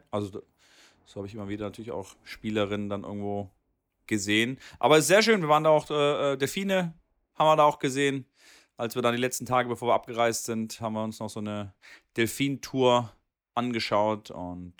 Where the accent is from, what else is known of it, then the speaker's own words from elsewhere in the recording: Swabia, Germany; da bin ich Schwabe